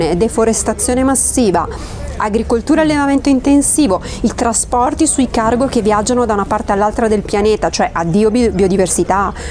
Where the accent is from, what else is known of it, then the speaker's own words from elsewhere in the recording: Collecchio, Emilia-Romagna, Italy; Sono di Collecchio, provincia di Parma.